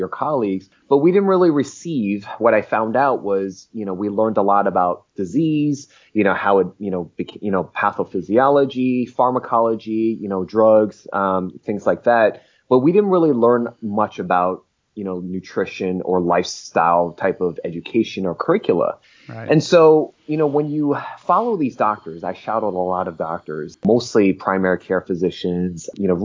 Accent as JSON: {"language": "English", "region": "New Jersey", "country": "United States", "tie": "born or raised there", "moved": "yes", "lives_now": "Los Angeles, United States", "said": "I'm an American, born and raised in New Jersey, born to immigrant parents. I'm based in Los Angeles right now"}